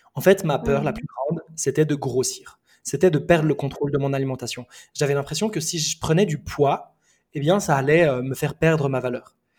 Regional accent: Switzerland; also born or lived in Lebanon; now in Bali, Indonesia; Je suis né euh, au Liban, j'ai grandi en Suisse et aujourd'hui je vis à Bali

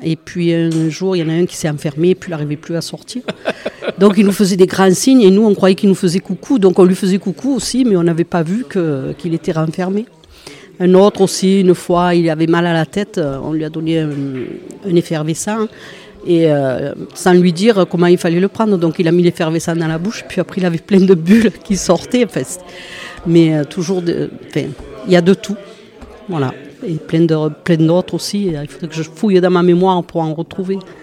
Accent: Port-de-Bouc, Provence-Alpes-Côte d'Azur, France; moi je suis de Port-de-Bouc

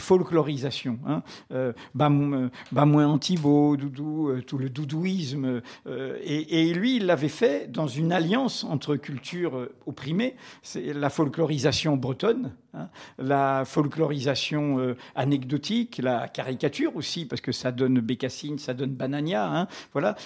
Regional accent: Martinique; moved away; quand J'étais gamin en Martinique

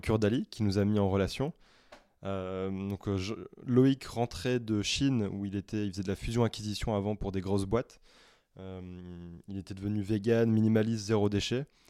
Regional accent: the Nord, Hauts-de-France, France; moved away; je suis rentré chez moi dans le Nord

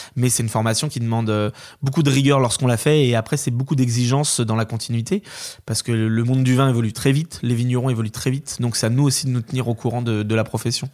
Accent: Corsept, Pays de la Loire, France; now in Paimboeuf, France; Moi, j'ai grandi à Corset

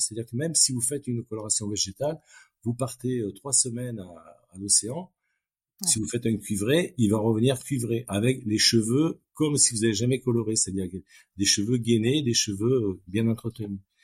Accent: France; En tant que Français

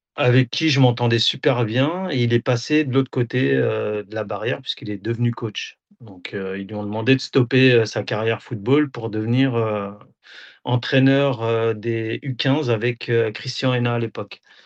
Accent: Auxerre, Bourgogne-Franche-Comté, France; moved away as an adult; also born or lived in Nador, Morocco (ancestry); now in Rabat, Morocco; je suis d'Auxerre à la base

